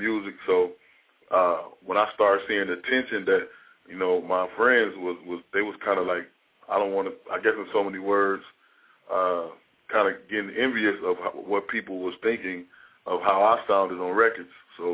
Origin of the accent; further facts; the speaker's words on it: Chicago, Illinois, United States; also born or lived in West Coast; I am from the Midwest.